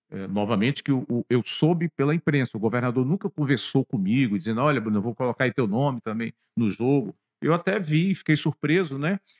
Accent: Fortaleza, Ceará, Brazil; eu nasci em Fortaleza, ali no centro da cidade, na Avenida do Imperador, estudei em Fortaleza

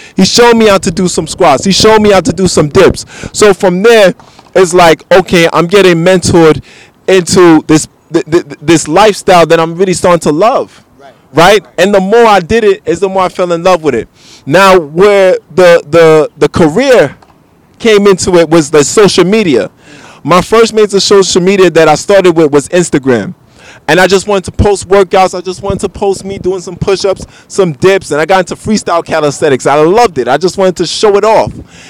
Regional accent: Bronx, New York, United States; because, you know, I'm from the Bronx, one of the most unhealthiest counties in the world.

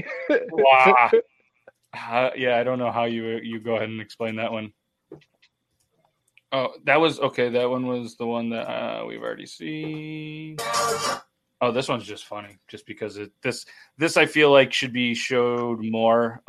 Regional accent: Ontario, Canada; I'm from Ontario

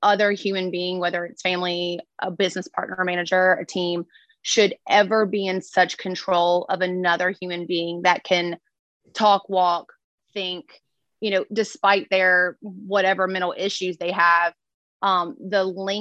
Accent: Louisiana, United States; I'm from Louisiana.

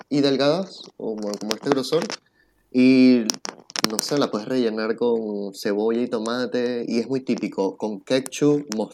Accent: Venezuela; now in Chile; Aparte de mi trabajo, no hay otro venezolano. Yo soy el único venezolano.

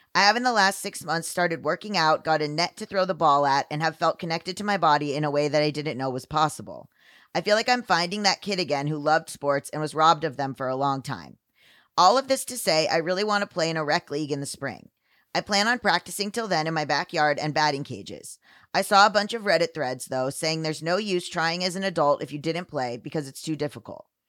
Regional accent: Florida, United States; moved away; this place where I grew up in Florida

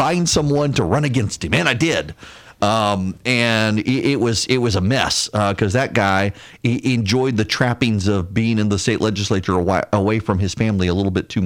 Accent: Louisiana, United States; now in Georgia, United States; I'm from Louisiana

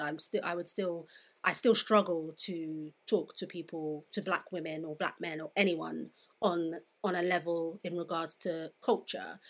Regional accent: London, United Kingdom; I grew up in Southeast London, which is very diverse

